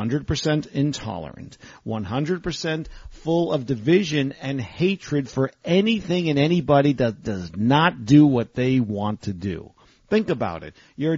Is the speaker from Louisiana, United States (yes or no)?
no; New York, United States; moved away; I'm from New York originally. I love it. It's my home